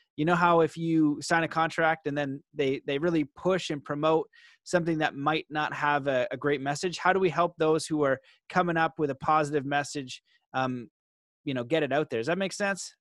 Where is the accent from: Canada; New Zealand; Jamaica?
Canada; where I grew up in Canada is pretty soft.